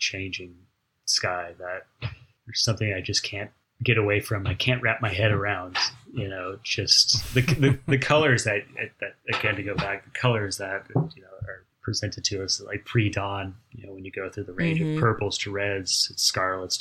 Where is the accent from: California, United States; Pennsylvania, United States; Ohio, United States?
California, United States; Pasadena; being born and raised in Pasadena